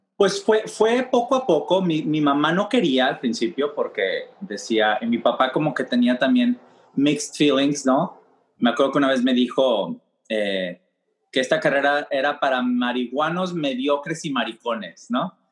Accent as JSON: {"language": "Spanish", "country": "Mexico", "moved": "yes", "lives_now": "New York, United States", "said": "siendo un hombre mexicano, abiertamente gay"}